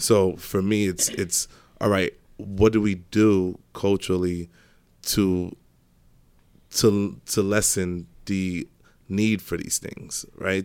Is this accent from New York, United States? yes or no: yes; New York City, New York, United States; so I grew up in Brooklyn, started in Brownsville, then we moved to Canarsie.